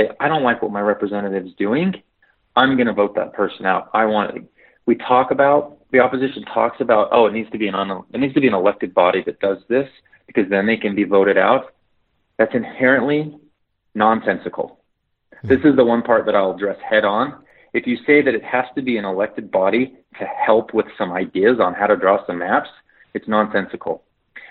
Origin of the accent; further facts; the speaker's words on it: Ogden, Utah, United States; I'm from Ogden. I'm Ogden